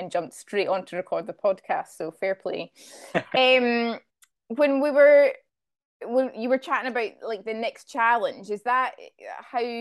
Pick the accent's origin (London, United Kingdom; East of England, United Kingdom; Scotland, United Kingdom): Scotland, United Kingdom; I'm from Scotland, we played a lot of rugby at school, rugby and hockey.